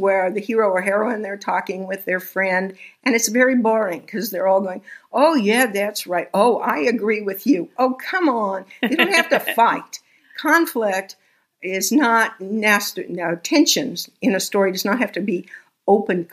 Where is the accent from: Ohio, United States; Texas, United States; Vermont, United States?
Texas, United States; I was born in Texas.